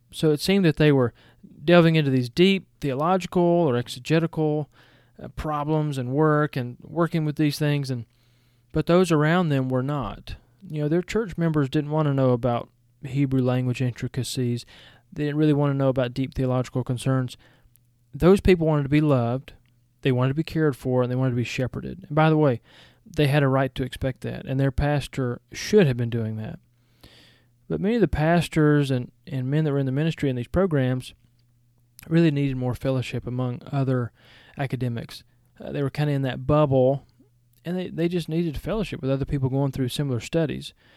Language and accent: English; Georgia, United States; accent: Southern; also born or lived in Powell, Tennessee; I was born in Georgia